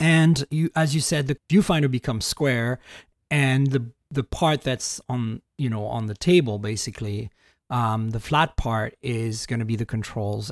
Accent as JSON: {"language": "English", "country": "Canada", "said": "I'm Canadian"}